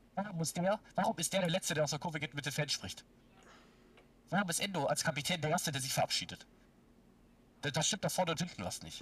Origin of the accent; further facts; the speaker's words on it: near Stuttgart, Baden-Württemberg, Germany; ich komme aus der Nähe von Stuttgart